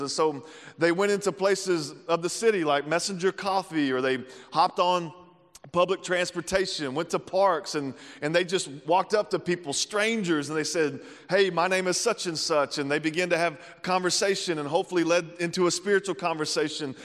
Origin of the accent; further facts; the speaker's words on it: the South, United States; moved away as an adult; now in Kansas City, United States; I'm from the South